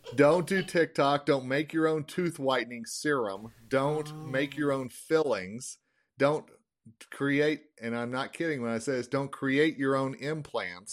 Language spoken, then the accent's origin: English; Longmont, Colorado, United States; I drive around my hometown of Longmont